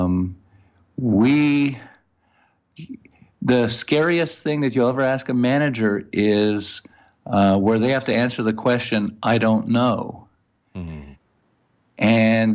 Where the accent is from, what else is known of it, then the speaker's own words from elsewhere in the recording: Montreal, Quebec, Canada; accent: French-Canadian; now in Thousand Oaks, United States; I'm originally from Montreal